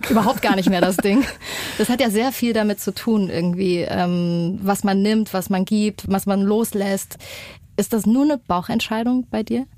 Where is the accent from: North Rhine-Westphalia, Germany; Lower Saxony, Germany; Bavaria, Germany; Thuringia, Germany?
Thuringia, Germany; Erfurt; wir sind beide aus Erfurt